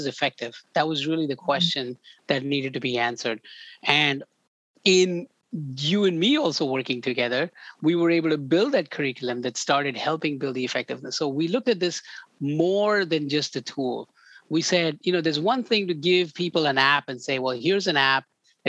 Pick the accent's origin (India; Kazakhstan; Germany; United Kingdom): India; moved away; I grew up in India